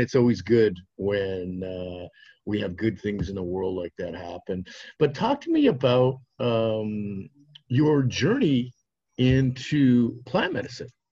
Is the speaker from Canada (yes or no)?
yes; Regina, Saskatchewan, Canada; moved away; back home in Regina, Saskatchewan